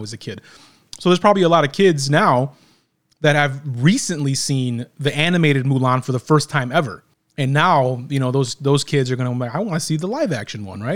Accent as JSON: {"language": "English", "region": "Illinois", "country": "United States", "said": "we're from Illinois"}